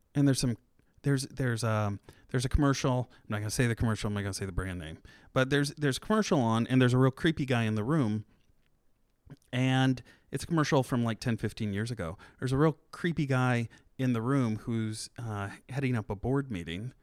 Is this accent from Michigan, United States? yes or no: no; Churubusco, Indiana, United States; moved away; I'm from Chirabusco, which is right outside of Fort Wayne